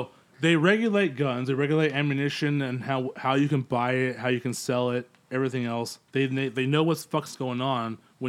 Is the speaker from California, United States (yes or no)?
yes; Yucaipa, California, United States; growing up in Yucaipa, growing up in a so-called rural environment